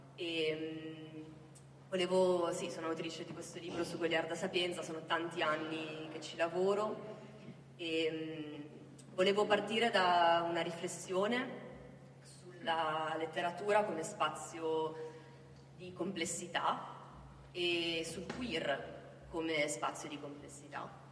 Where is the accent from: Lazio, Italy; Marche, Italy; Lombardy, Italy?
Lombardy, Italy; Milan; moved away as an adult; also born or lived in Oxford / Berlin; dal mio accento, io non sono del sud, sono milanese, nascita, ho vissuto all'estero